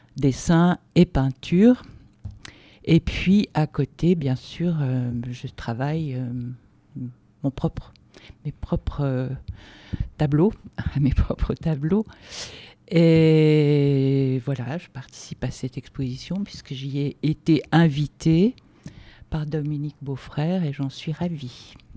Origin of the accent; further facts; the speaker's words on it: Switzerland; moved away as an adult; also born or lived in Lausanne; now in France; je suis d'origine euh, suisse, avec un père suédois